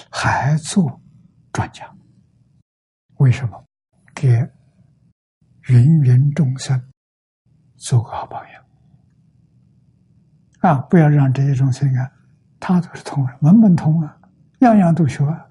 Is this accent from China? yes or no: yes; China; 身为中国人，